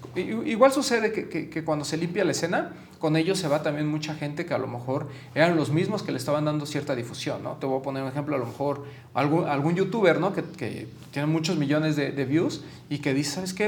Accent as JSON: {"language": "Spanish", "country": "Mexico", "said": "como mexicanos"}